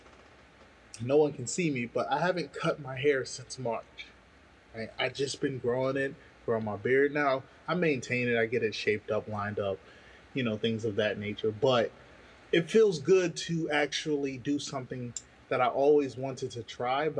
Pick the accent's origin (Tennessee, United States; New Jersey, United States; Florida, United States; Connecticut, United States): New Jersey, United States; I'm from New Jersey